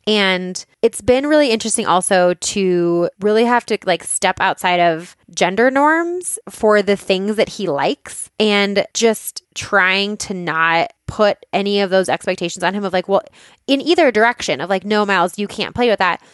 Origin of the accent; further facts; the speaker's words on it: Boulder, Colorado, United States; I grew up in Boulder